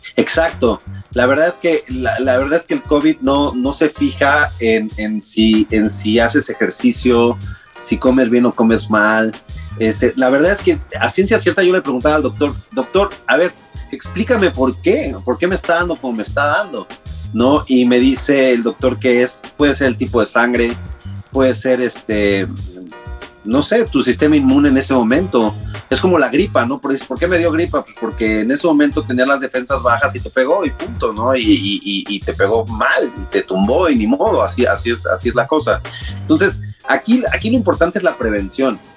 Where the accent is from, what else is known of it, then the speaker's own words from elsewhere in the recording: Mexico City, Mexico; moved away as an adult; now in United States; vengo de la Ciudad de México, donde la cábula está todo lo